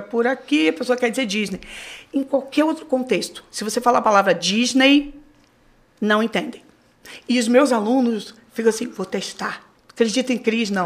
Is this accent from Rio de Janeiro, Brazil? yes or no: yes; Rio de Janeiro, Brazil; moved away as an adult; now in New York, United States; Eu nasci no Rio de Janeiro